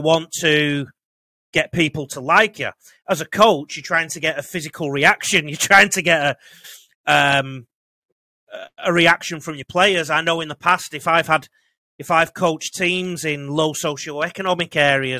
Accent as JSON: {"language": "English", "region": "the north of England", "country": "United Kingdom", "accent": "Northern English", "moved": "yes", "lives_now": "Australia", "said": "I've got a Northern English accent"}